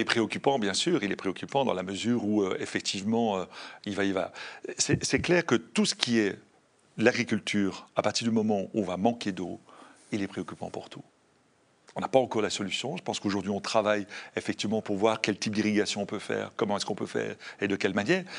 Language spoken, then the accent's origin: French; Brussels, Brussels-Capital Region, Belgium; je suis bruxellois dans l'âme, j'adore Bruxelles.